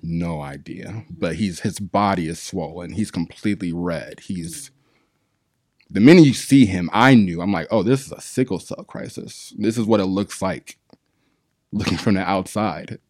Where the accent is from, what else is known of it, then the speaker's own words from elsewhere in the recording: Arizona, United States; now in Long Beach, United States; I'm from Arizona